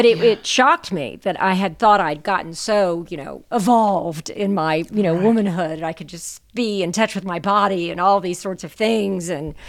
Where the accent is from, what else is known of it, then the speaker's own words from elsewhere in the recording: the South, United States; I mean, I came out of, you know, I'm from the South in the United States, and you know, we're all about hospitality